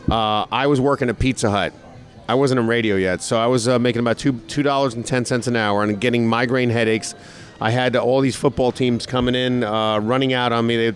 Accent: New York, United States; moved away as an adult; now in Orlando, United States; I'm from New York, and I came down here

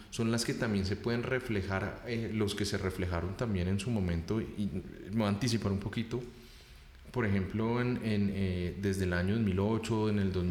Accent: Colombia; en el caso de Colombia, pues somos descendientes europeos en su gran mayoría con un proceso muy amplio de mestizaje

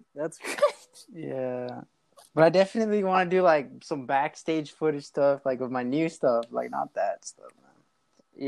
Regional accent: Los Angeles, California, United States; I was born in in uh, L.A., California, in the Glendale area, mm-hmm. Glassell Park

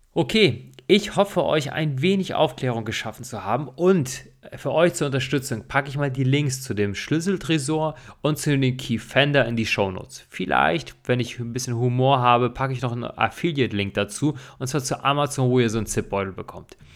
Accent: Germany; hier bei uns in Deutschland

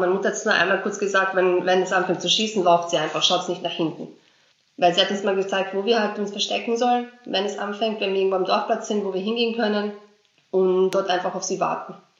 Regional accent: Vienna, Austria; German is a second language; also born or lived in Srebrenica, Bosnia and Herzegovina; ich bin seit 1995 in Österreich, also ich lebe in Wien

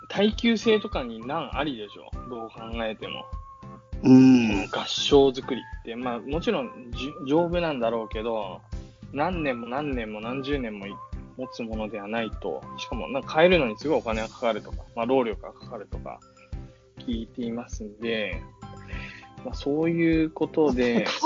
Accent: Toyama, Japan; まあ僕富山県出身ですが、

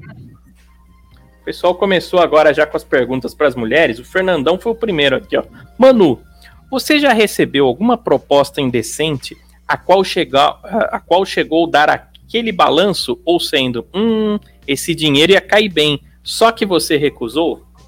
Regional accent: São Paulo, Brazil; Eu sou de São Paulo

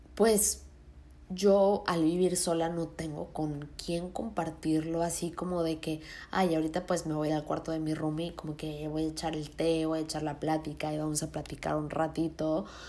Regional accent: Mexico City, Mexico; moved away as an adult; yo soy de Ciudad de México y ahorita no estoy viviendo ahí. Estoy viviendo en otro estado

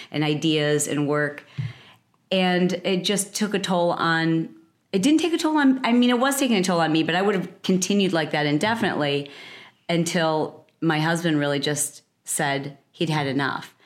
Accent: Michigan, United States; also born or lived in Detroit, Michigan; I grew up in Michigan. From the Midwest

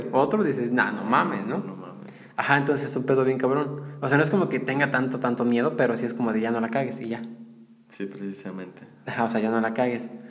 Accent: Mexico

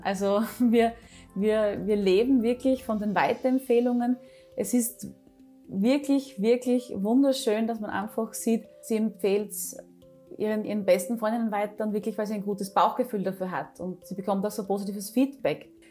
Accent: Styria, Austria; bei uns in der Steiermark, bei der MedUni Graz

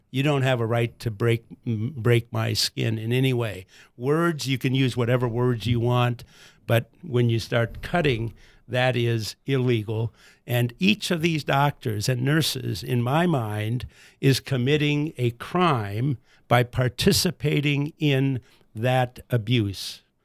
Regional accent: United States; us as American boys.

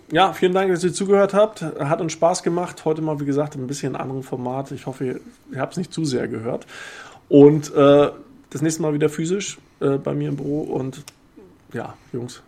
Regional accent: Rostock, Mecklenburg-Vorpommern, Germany; als Ostdeutscher, der äh, in Rostock geboren ist

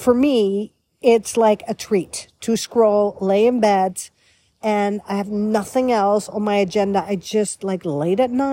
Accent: Netherlands; also born or lived in Beverly Hills, United States / Florida, United States; now in United States; a European girl born and raised in the Netherlands, capital Amsterdam

